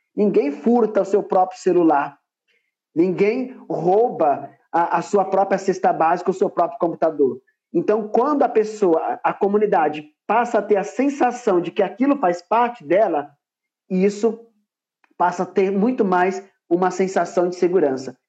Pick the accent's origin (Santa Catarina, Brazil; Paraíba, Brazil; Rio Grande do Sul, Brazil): Paraíba, Brazil; now in São Paulo, Brazil; eu nasci, na verdade, na Paraíba, mas atualmente eu moro em São Paulo